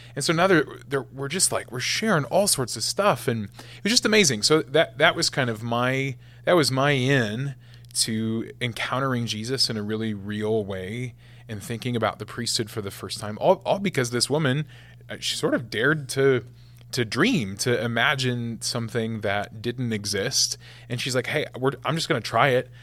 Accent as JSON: {"language": "English", "town": "West Point", "region": "Nebraska", "country": "United States", "tie": "born or raised there", "said": "I was the first guy from my hometown to to be ordained a priest for the Archdiocese of Omaha in forty years"}